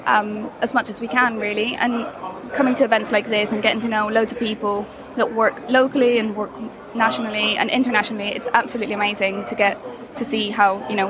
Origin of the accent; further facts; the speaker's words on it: Madrid, Community of Madrid, Spain; now in Hove, United Kingdom; I'm based in Hove currently. Okay. I'm originally from Madrid